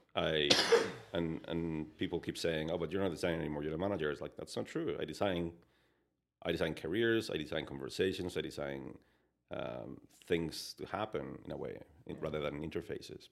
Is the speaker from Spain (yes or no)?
yes; Spain; English is a second language; moved away as an adult; now in Canada; I was, uh, born and raised in, in, in Spain